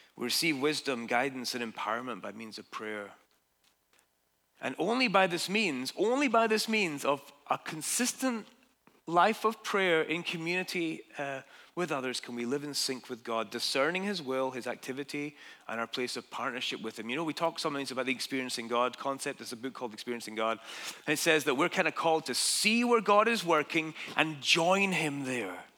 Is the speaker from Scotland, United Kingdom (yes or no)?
yes; Dundee, Scotland, United Kingdom; moved away as an adult; now in United States; my hometown in Dundee, Scotland